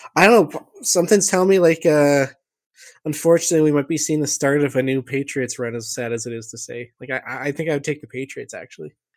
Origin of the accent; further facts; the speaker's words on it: Canada; being Canadian